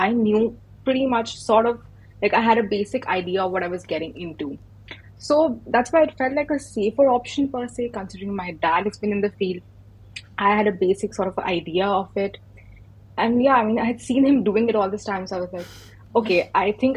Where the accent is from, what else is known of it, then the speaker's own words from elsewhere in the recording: India; moved away as an adult; now in Glasgow, United Kingdom; I'm an Indian international student at the University of Glasgow in Scotland